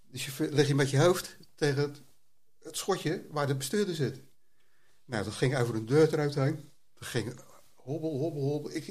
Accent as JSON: {"language": "Dutch", "town": "Rotterdam", "region": "South Holland", "country": "Netherlands", "said": "Ik ben een regisseur uit Rotterdam."}